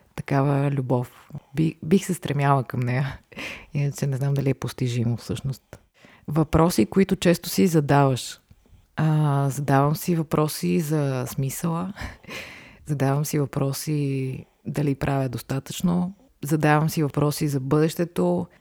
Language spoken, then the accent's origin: Bulgarian; Varna, Varna Province, Bulgaria; moved away as an adult; now in Sofia, Bulgaria; аз съм родена в София, но прекарах до 12 клас във Варна